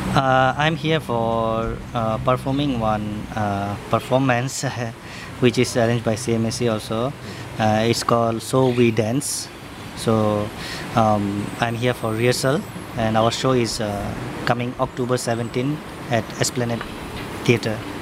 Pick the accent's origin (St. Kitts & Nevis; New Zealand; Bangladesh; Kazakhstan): Bangladesh; Dhaka, Dhaka Division; moved away as an adult; now in Singapore; I'm from Dhaka, Bangladesh.